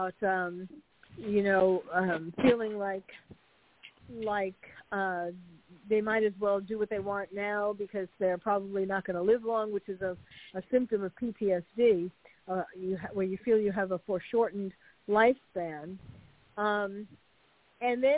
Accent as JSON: {"language": "English", "town": "New York City", "region": "New York", "country": "United States", "tie": "born or raised there", "moved": "as an adult", "lives_now": "California, United States", "said": "I'm a New Yorker born and bred."}